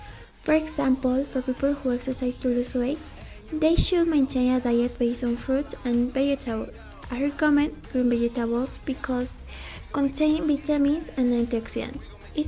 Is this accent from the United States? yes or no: no; Mexico; That's what we are from Mexico.